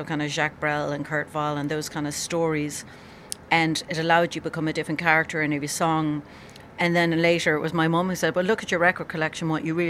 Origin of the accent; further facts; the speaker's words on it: Cork, Munster, Ireland; I'm from Cork, a village in Ireland